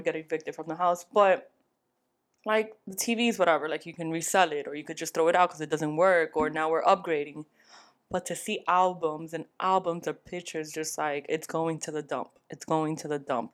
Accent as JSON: {"language": "English", "region": "New York", "country": "United States", "tie": "born or raised there", "said": "I was brought up in New York"}